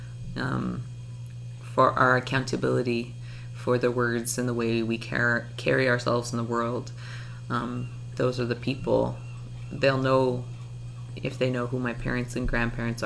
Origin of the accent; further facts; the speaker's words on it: Capilano Reserve, North/West Vancouver, British Columbia, Canada; moved away as an adult; now in Tsartlip Reserve, Brentwood Bay, Canada; I grew up in Huchmalchistin Ochumeoch, which is Capilano Reserve.